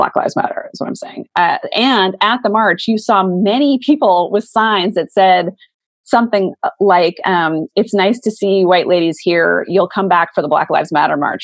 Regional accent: Montana, United States; moved away; I'm from Montana originally. Like I grew up with guns.

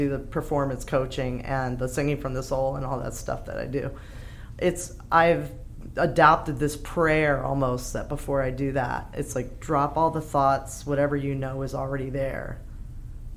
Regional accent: United States; moved away as an adult; I'm from the States. And I moved here 10 years ago

